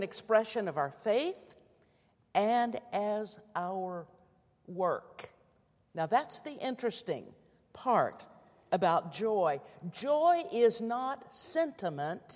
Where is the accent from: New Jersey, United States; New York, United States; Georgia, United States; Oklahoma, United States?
Oklahoma, United States; Muskogee; my hometown of Muskogee, Oklahoma